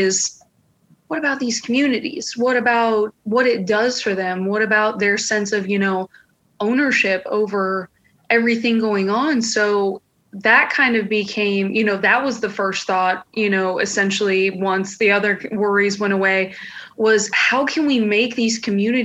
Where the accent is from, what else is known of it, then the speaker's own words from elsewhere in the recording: Tampa, Florida, United States; I was born and raised in Tampa.